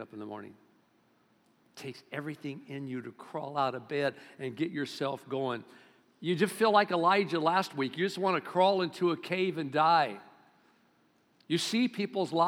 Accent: Bakersfield, California, United States; I'm from Bakersfield.

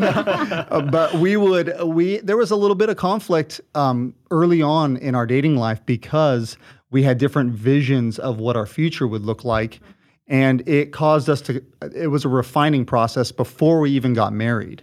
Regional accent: Southern California, United States; moved away as an adult; now in Washington, United States; we uh, grew up here in Southern California, and, uh, we're born and raised here

